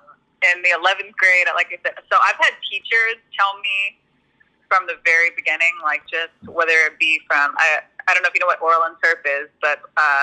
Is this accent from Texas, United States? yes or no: yes; San Antonio, Texas, United States; moved away as an adult; also born or lived in Austin / Florida; now in California, United States; I'm a military kid, so I was born in Austin, and then we moved to Florida, and I moved to San Antonio when I was about 10, so I consider that my hometown.